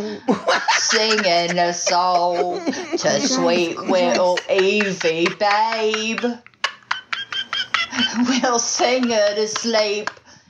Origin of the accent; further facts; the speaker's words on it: New York, United States; I'm not looking back. I'm actually from New York.